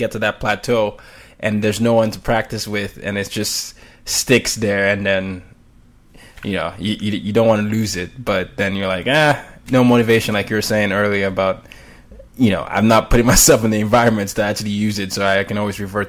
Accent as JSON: {"language": "English", "country": "Nigeria", "said": "I had to learn the same because I'm Nigerian."}